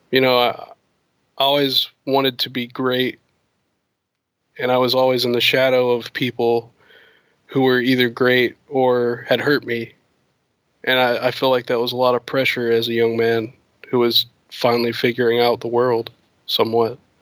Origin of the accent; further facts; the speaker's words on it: the South, United States; I'm from the South. And, um, around here, it's like a very, our community is like small.